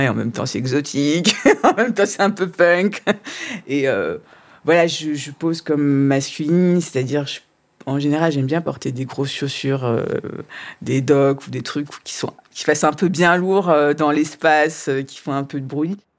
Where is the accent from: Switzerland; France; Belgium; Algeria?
France; Strasbourg, Grand Est; Je suis née, j'ai vécu à Strasbourg jusqu'à euh, euh, jusqu'à mes 16-18 ans